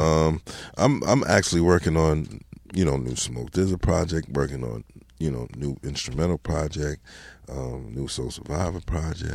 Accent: Mount Vernon, New York, United States; also born or lived in Bronx, New York; moved from the Bronx when I was about seven, eight years old, and, you know, lived in Mount Vernon ever since then

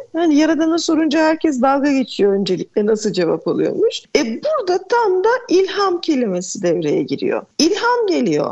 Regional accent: Edirne, Turkey; Edirne'de yaşıyorum. Edirneliyim

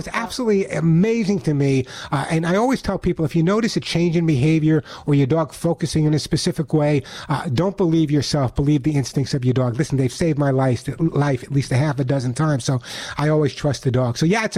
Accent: New York, United States; And you never know I was from New York because I don't have the accent anymore, of course, Roxanne.

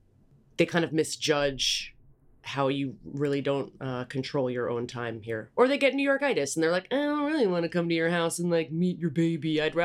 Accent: New York City, New York, United States; also born or lived in Queens; Oh, I grew up in Manhattan, and I don't really feel a strong desire to come back.

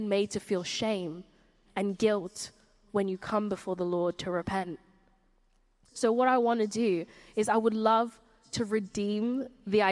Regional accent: Surrey, South East England, United Kingdom; I grew up in Surrey, and there weren't many people who looked like me in Surrey.

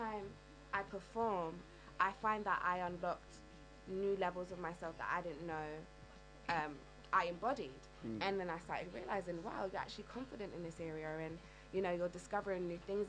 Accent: London, United Kingdom; I'm from the East End of London

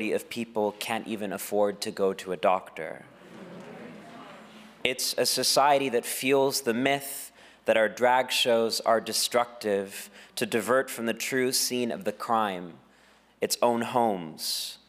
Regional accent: Texas, United States; my home state of Texas

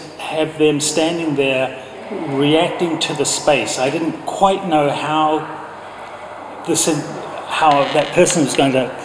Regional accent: New Zealand; now in London, United Kingdom; I'm from New Zealand

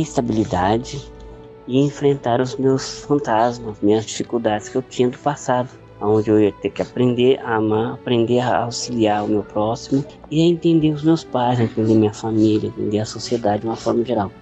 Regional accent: São Paulo, Brazil; moved away; Comecei a participar da doutrina espírita, que eu tinha 9 anos, lá na minha cidade de São Paulo

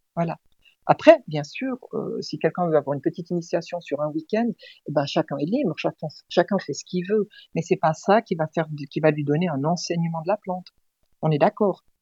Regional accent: Switzerland; je suis suissesse, j'habite en Suisse.

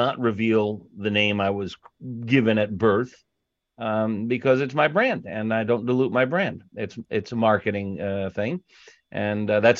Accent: Long Island, New York, United States; also born or lived in Chicago / Sarasota; Well, I was actually born on the south side of Chicago. Very quickly thereafter, my parents moved to Long Island, 10 years on Long Island. Then we moved to Sarasota, Florida.

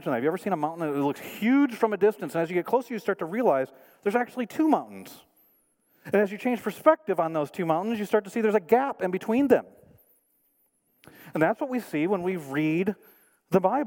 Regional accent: Michigan, United States; moved away; I'm from Michigan.

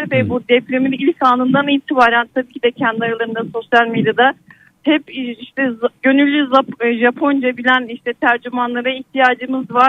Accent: Aydın, Turkey; Ben doğma büyüme Aydınlıyım

